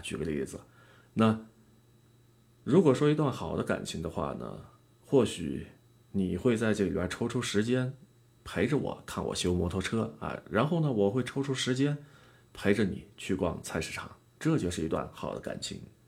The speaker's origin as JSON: {"language": "Chinese", "region": "Yunnan", "country": "China", "said": "用咱们云南话说的"}